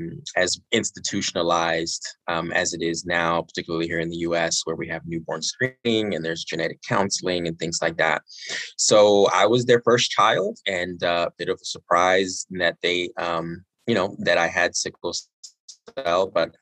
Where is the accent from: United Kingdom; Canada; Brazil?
United Kingdom; born there; Both my mom and dad were born and raised in Nigeria, and they got married in the UK in the early 80s. And shortly after they got married, I was born.